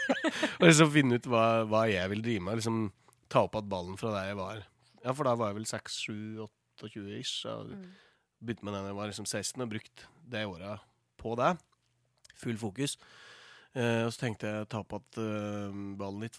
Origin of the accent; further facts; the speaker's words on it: Toten, Innlandet, Norway; moved away; i fjor så flytta jeg ut fra Stabburet på Toten, der mor og far hadde, hadde gården der jeg vokste opp